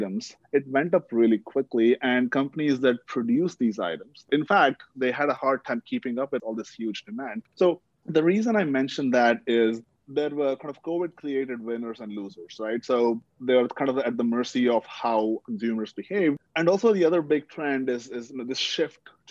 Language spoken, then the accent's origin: English; India; moved away; growing up in India